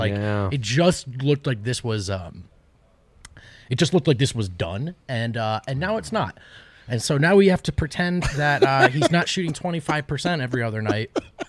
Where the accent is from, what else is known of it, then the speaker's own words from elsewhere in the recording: New Jersey, United States; I'm from New Jersey.